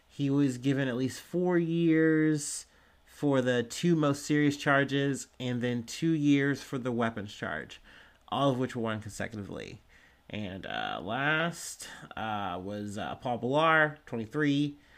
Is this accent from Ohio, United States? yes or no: yes; Cincinnati, Ohio, United States; I'm from Cincinnati